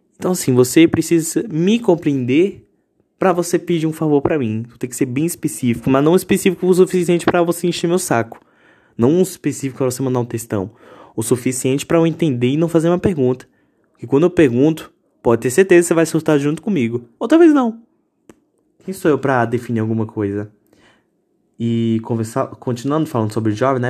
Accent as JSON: {"language": "Portuguese", "country": "Brazil"}